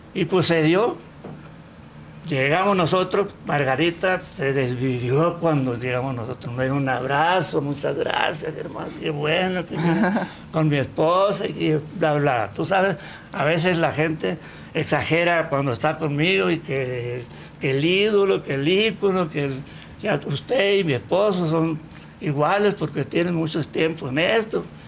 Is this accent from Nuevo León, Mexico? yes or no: no; El Recodo, Sinaloa, Mexico; a los 8 o 9 años, cuando yo estaba en la primaria y en mi pueblo, en el Recodo